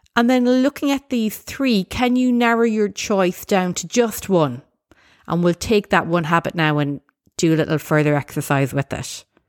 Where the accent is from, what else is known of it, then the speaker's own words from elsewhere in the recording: Ireland; as an Irish person, I know there's lots of great values that I've inherited from my background